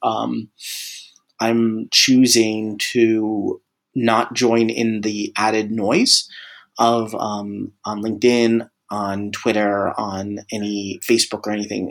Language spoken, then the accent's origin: English; Tampa, Florida, United States; my hometown, Tampa Bay